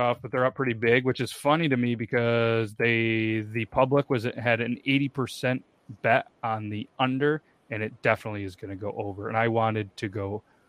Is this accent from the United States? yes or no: yes; United States; we're from the States, and I've never been to Ireland.